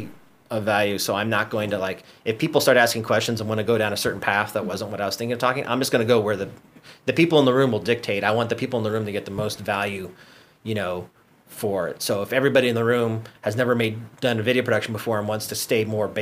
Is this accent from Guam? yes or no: yes; Guam; moved away as an adult; now in Los Angeles, United States; growing up on Guam, it's a tight-knit community